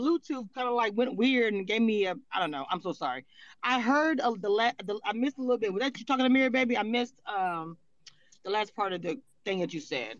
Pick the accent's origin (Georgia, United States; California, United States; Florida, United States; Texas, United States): California, United States; born there; Because I was born originally from California. So when I came back from traveling, they called myself and my sister, they called us white girls.